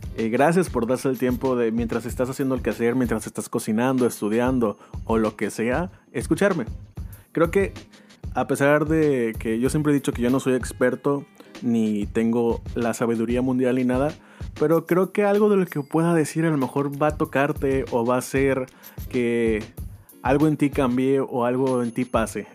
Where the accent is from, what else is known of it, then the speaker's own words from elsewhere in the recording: Mazatlán, Sinaloa, Mexico; also born or lived in Guasave, Sinaloa; soy de aquí de Mazatlán, nacido en Guasave, Sinaloa